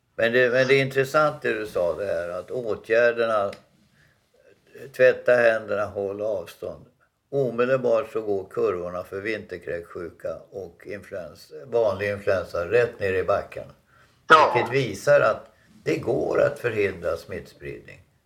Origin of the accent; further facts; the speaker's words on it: Dalarna County, Sweden; moved away; hemma i Dalarna på 50-60-talet